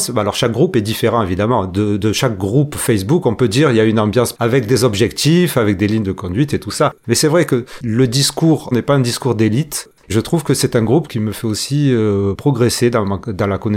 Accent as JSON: {"language": "French", "town": "Marseille", "region": "Provence-Alpes-Côte d'Azur", "country": "France", "said": "avec mes bras qui s'agissent de partout en tant que Marseillais"}